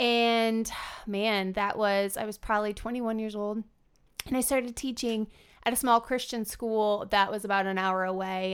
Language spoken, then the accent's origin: English; Fremont, Nebraska, United States; I grew up outside of Fremont, Nebraska